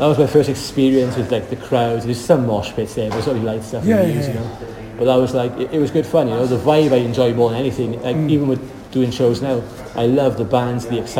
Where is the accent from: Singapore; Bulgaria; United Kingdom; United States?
United Kingdom; Ebbw Vale, Wales; We're from Ebbervale, we're both Valley boys